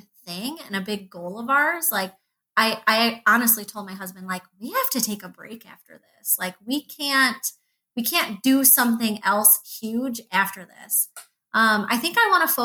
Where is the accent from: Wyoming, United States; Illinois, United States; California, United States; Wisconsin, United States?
Illinois, United States; an hour and a half southwest of Chicago; now in Michigan, United States; I'm from Illinois. I grew up like an hour and a half southwest of Chicago